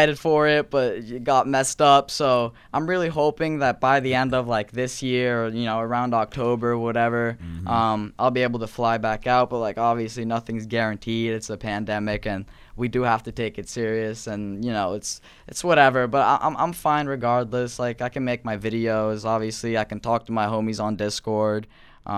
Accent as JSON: {"language": "English", "country": "Norway", "said": "I'm not American. I'm from Norway"}